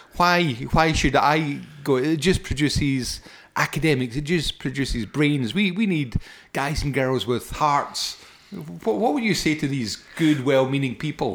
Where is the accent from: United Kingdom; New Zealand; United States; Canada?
United Kingdom; Paisley, Scotland; I was brought up in Foxborough and Paisley, I was brought up in a council scheme